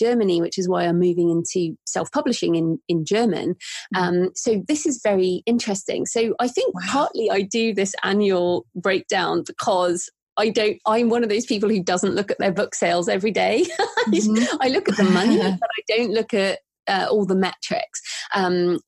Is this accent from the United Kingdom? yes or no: yes; England, United Kingdom; I'm very English.